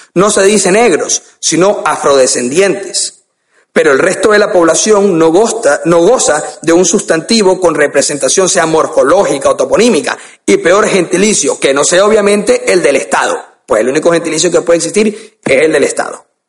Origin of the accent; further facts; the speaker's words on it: Guayaquil, Guayas, Ecuador; en mi país, Ecuador